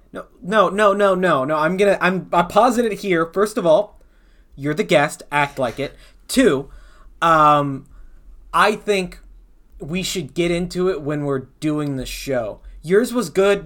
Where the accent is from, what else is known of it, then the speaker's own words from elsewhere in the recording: the South, United States; we're from the South